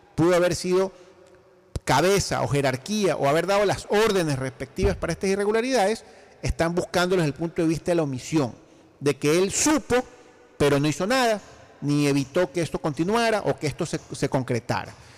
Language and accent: Spanish; Ecuador; yo como ecuatoriano